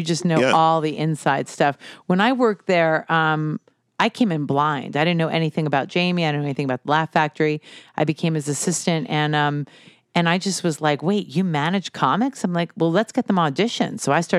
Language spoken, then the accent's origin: English; New Jersey, United States; also born or lived in Las Vegas; I grew up here in Jersey, and then my mom moved us to Vegas. So I lived in Vegas when I was young, but I was living in LA and I was acting